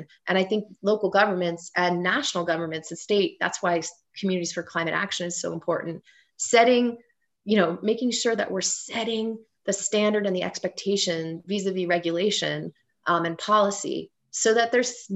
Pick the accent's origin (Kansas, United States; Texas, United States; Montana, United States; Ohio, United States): Ohio, United States; Cincinnati; moved away; also born or lived in Colorado; my hometown of Cincinnati, Ohio